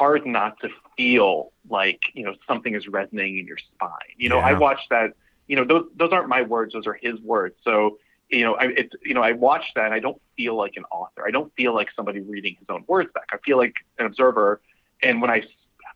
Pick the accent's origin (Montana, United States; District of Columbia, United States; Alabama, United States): District of Columbia, United States; Washington; now in New York, United States; I grew up in the Washington, D.C. area.